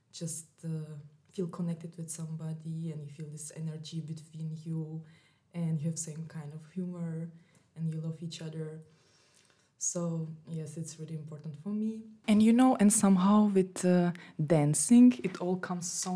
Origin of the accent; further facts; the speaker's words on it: Czechia; moved away as an adult; also born or lived in Russia / Graz, Austria / Berlin, Germany; now in Vienna, Austria; I was born in Russia, and I live all my life in Czech Republic